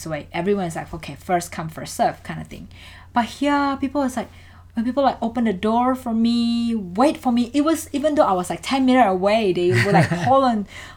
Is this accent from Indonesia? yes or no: yes; Indonesia; English is a second language; also born or lived in Melbourne, Australia; now in Australia; I'm from Indonesia